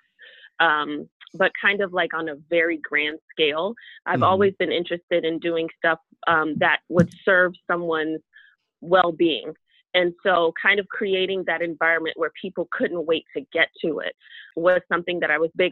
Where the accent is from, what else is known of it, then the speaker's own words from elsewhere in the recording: Chicago, Illinois, United States; now in Florida, United States; I'm originally from Chicago